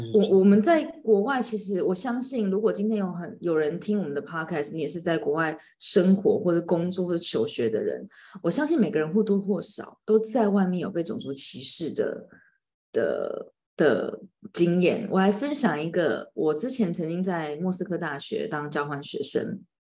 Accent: Taiwan; 然后你知道我们台湾人就是很客气

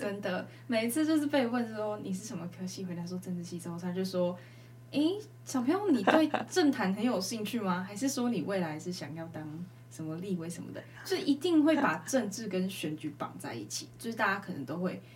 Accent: Changhua County, Taiwan; 我自己彰化人

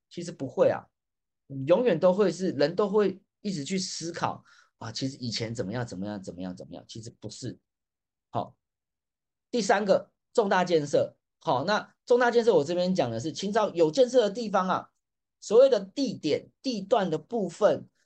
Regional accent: Taipei, Taiwan; 因为我本身也是台北出生的

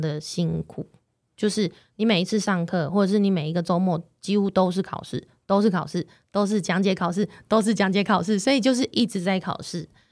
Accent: Taiwan; moved away as an adult; now in London, United Kingdom; 我们台湾出生的

